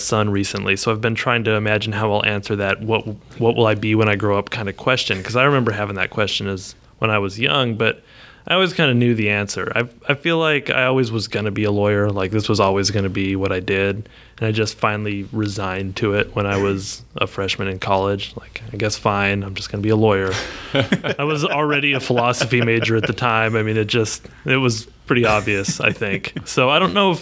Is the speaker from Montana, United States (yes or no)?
yes; Miles City, Montana, United States; also born or lived in Austin, Texas; now in Texas, United States; I grew up in a little town in eastern Montana called Miles City